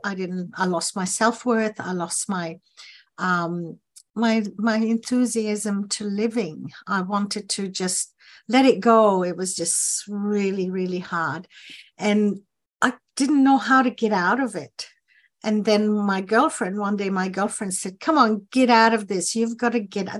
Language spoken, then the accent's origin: English; Ghana; moved away as an adult; now in Australia; I was born in Ghana in West Africa, um, and we had to leave the country when I was nineteen